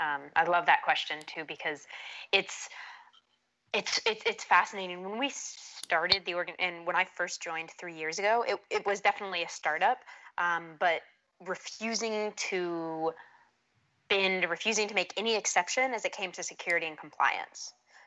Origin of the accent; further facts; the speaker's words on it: Saudi Arabia; now in United States; So my accent's one of those, a bit of a like mutt. I grew up in Saudi Arabia and there was a lot of people from around the world there. So got a bit of a mutt accent and then never couldn't get on board with the Texan accent